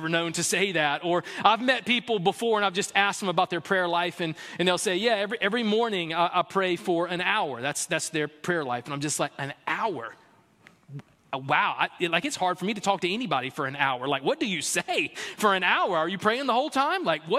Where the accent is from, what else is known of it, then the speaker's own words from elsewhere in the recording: the South, United States; I grew up in the South playing T-ball in the fall and soccer in the spring, two-sport athlete